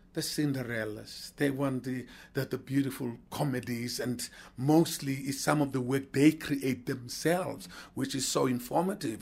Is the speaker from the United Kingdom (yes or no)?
no; South Africa; Being a South African